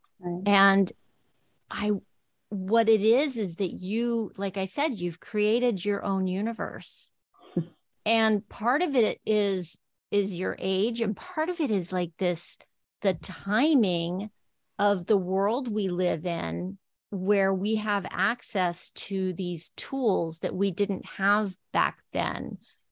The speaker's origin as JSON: {"language": "English", "town": "El Paso", "region": "Texas", "country": "United States", "tie": "born or raised there", "also_born_or_lived": "New York", "moved": "as an adult", "said": "I grew up in El Paso, Texas"}